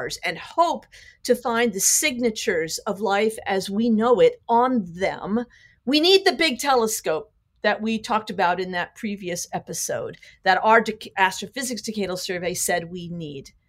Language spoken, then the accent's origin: English; United States; I'm an American.